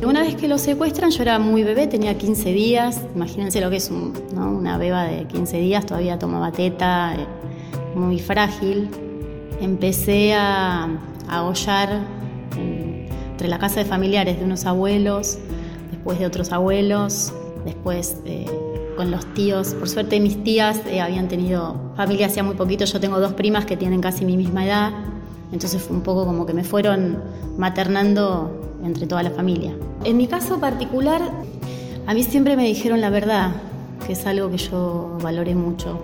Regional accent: Castelar, Buenos Aires Province, Argentina; Yo nací en Castelar, me crié en Castelar

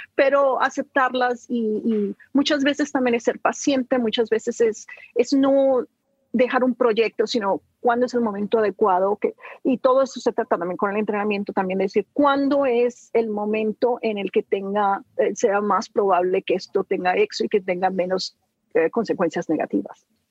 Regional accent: Sinaloa, Mexico; moved away; yo salí huyendo sin Sinaloa, nunca regresé

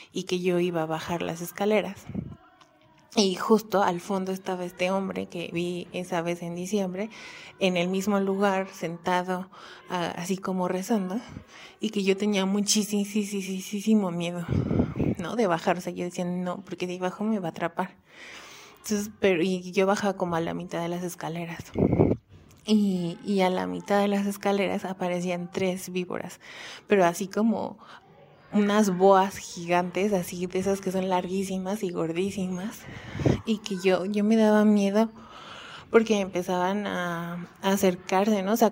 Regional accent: Xalapa, Veracruz, Mexico; born there; yo, yo nací en Jalapa, Veracruz, iba siempre a visitar a mis abuelos.

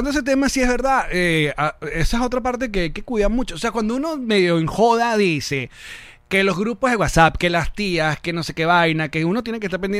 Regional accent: Caracas, Distrito Capital, Venezuela; also born or lived in New York; I was born in New York and I've lived all my life in Caracas, Venezuela.

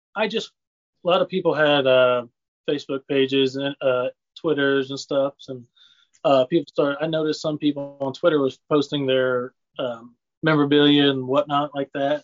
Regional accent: Lincoln, Illinois, United States; I grew up here in Lincoln, Illinois, um, small town

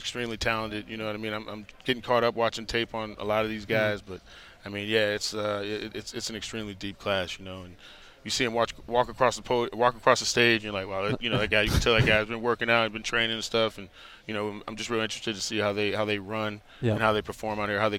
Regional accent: Dallas, Texas, United States; also born or lived in Miami; Actually, I grew up in Dallas and in Miami.

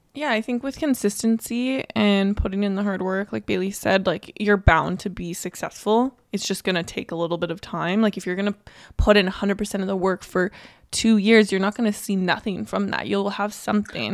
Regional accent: Canada; we're Canadian

